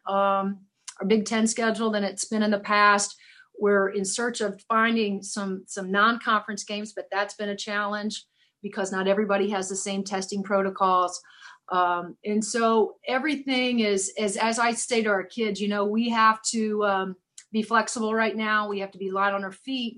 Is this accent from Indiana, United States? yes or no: yes; Seymour, Indiana, United States; I'm the second famous person in Seymour.